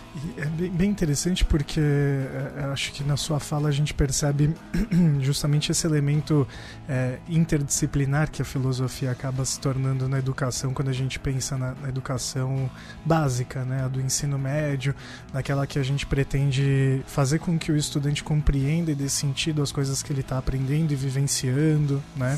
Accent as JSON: {"language": "Portuguese", "region": "São Paulo", "country": "Brazil", "said": "Eu tô do outro lado ali, já na divisa de Adema e tal, mas Parque Bristol"}